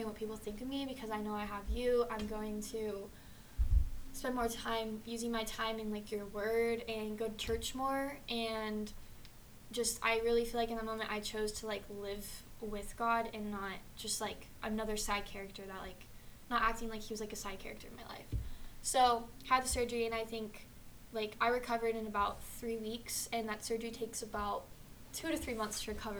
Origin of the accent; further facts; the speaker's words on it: Austin, Texas, United States; also born or lived in Colorado Springs, Colorado; I'm from Austin originally, lived in Colorado Springs for a few years, and moved back here